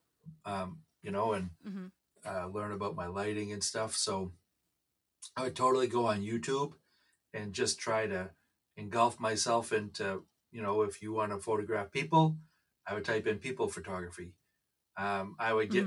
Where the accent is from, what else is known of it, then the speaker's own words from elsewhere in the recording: Rumford, Maine, United States; I'm from Rumford, Maine